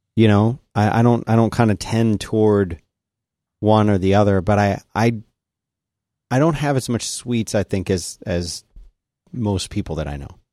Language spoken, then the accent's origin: English; Philadelphia, Pennsylvania, United States; I said, Philadelphia.